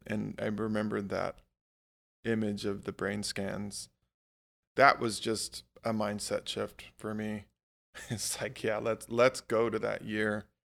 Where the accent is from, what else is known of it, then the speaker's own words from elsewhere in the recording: Hawaii, United States; moved away as an adult; also born or lived in Alaska; I, I grew up in Hawaii